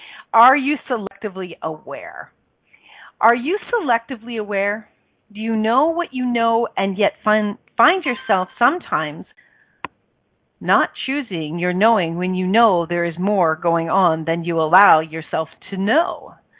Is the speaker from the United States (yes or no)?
no; Ireland; because I'm Irish, me darling, and we're going to be doing an Irish song and dance during the whole thing.